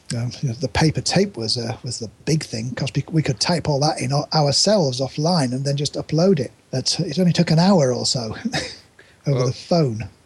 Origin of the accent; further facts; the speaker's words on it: Yorkshire and the Humber, United Kingdom; I grew up in East Yorkshire